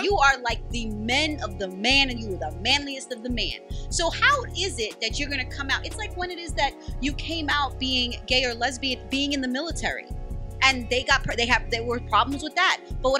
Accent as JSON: {"language": "English", "region": "New York", "country": "United States", "tie": "born or raised there", "also_born_or_lived": "Guyana", "said": "Born in Guyana, raised in New York."}